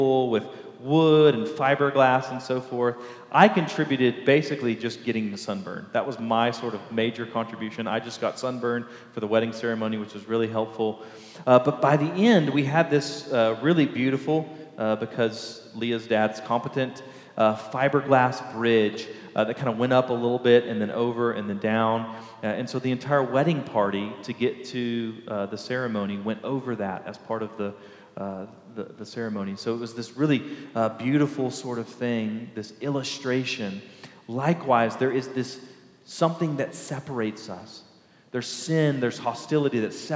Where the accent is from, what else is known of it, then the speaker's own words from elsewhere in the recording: Baytown, Texas, United States; right outside of my hometown of Baytown